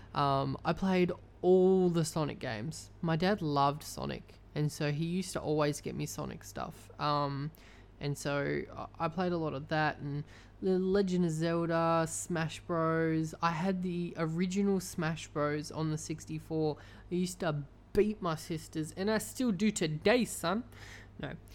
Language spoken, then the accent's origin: English; Australia; I'm Australian